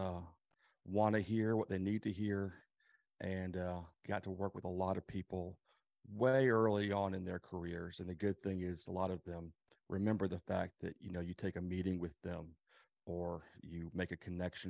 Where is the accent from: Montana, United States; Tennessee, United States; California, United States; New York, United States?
Tennessee, United States; Nashville; I was born and raised in Nashville. I grew up in and around the music business.